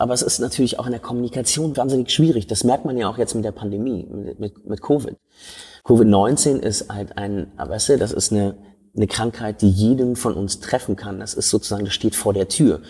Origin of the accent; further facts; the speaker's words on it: Berlin, Germany; ich bin in Schöneberg groß geworden.